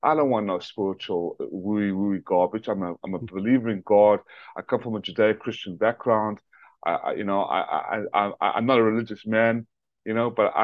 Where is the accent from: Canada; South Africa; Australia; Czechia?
South Africa; also born or lived in Atlanta, Georgia; now in United States; I was born in my native country of South Africa